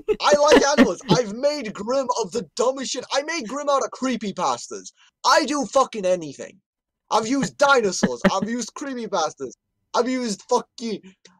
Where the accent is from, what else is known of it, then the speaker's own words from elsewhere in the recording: Ireland; I'm Irish.